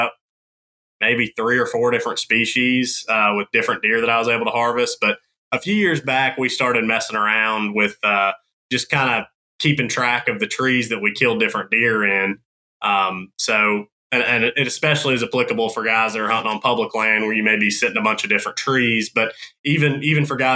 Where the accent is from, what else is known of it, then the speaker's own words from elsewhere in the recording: North Carolina, United States; I grew up in North Carolina and went to NC State for wildlife biology